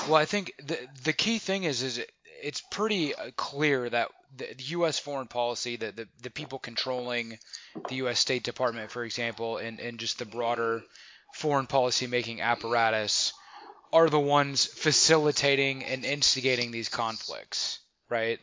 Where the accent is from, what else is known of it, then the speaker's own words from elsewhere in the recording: United States; I say that as an American.